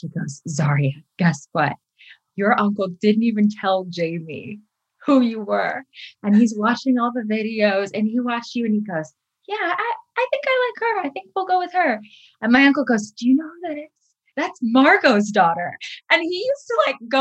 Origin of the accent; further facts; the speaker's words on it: outside of Chicago, Illinois, United States; moved away as an adult; also born or lived in San Diego, California; now in Los Angeles, United States; I was born Cedars-Sinai up the road, and I moved to the outside of Chicago when I was about 8 because my mom got married